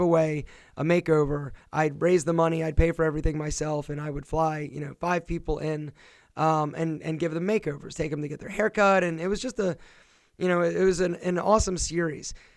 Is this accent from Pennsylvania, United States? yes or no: yes; Philadelphia, Pennsylvania, United States; now in Marietta, United States; my hometown is Philadelphia